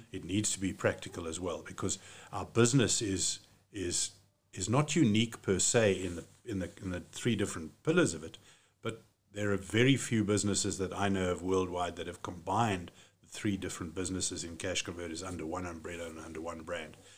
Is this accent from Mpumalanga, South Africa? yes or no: no; Cape Town, Western Cape, South Africa; moved away as an adult; now in Johannesburg, South Africa; I was born in Cape Town. I'm born, bred Capetonian